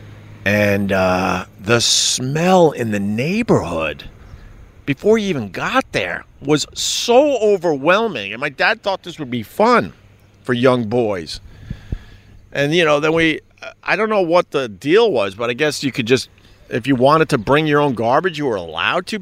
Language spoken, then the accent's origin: English; Long Island, New York, United States; now in New York City, United States; when I was growing up on Long Island with the 7, 8, 9 kids